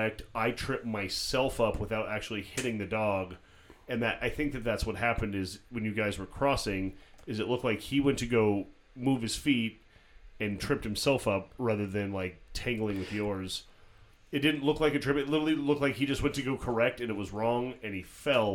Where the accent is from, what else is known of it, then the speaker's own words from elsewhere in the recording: White Mountains, Arizona, United States; moved away; I grew up, which we touch on occasionally, it's a real backwards place.